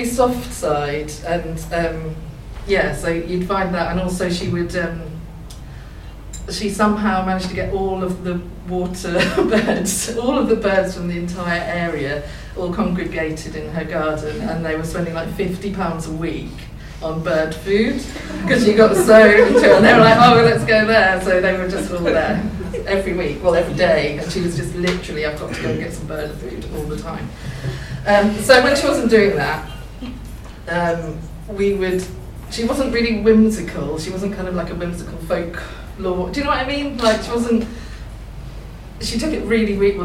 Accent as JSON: {"language": "English", "area": "Thurlton, near Haddiscoe/Norfolk marshes", "region": "East of England", "country": "United Kingdom", "tie": "born or raised there", "also_born_or_lived": "Norwich", "said": "I grew up in Thirlton, which is like on the marshes near Edam"}